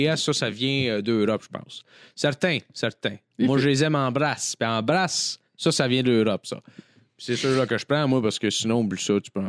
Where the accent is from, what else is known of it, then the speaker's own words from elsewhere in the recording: Saint-Donat, Quebec, Canada; Un camping à Saint-Donat, moi, je viens de Saint-Donat.